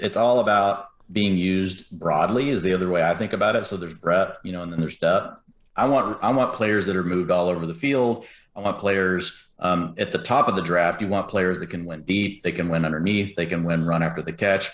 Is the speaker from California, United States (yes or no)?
no; Dallas, Texas, United States; I'm from Dallas